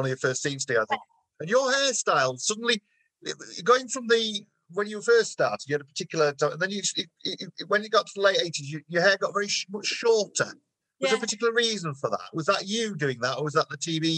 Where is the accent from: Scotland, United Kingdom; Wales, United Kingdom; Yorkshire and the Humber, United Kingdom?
Yorkshire and the Humber, United Kingdom; those of us who are from Yorkshire, I'm from Yorkshire